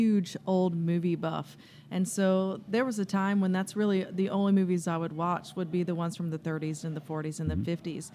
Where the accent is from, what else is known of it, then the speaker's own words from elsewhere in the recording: Texas, United States; I'm from Texas. I've been in Texas my whole entire life